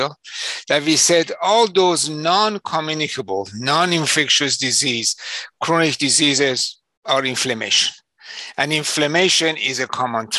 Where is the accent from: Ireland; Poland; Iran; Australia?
Iran; moved away as an adult; also born or lived in London, England; now in Chicago, United States; my home country, Iran